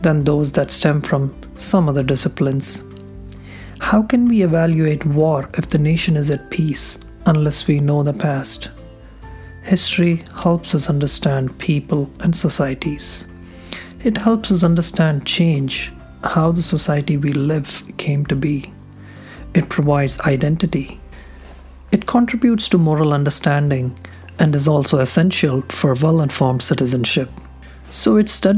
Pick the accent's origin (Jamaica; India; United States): India; Hyderabad, Telangana; As an Indian hailing from Hyderabad, a Telugu by birth, with my paternal and maternal roots in both Andhra and Telangana regions, I had grown up